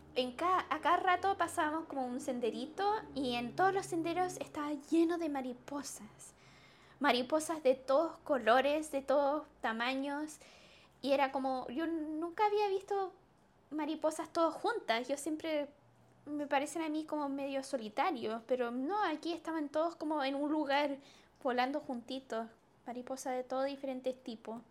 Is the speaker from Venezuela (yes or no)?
no; Chile; siendo chilena